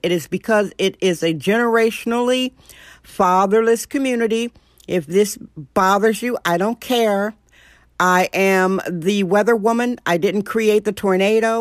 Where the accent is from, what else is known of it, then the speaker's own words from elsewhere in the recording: Milwaukee, Wisconsin, United States; I'm a gung-ho chick, born and raised in Milwaukee, Wisconsin